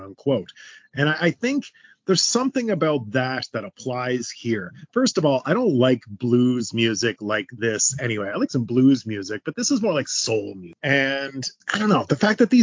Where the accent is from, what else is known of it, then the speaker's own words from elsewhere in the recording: Canada; I grew up on Much Music. That was the thing. It was our Canadian MTV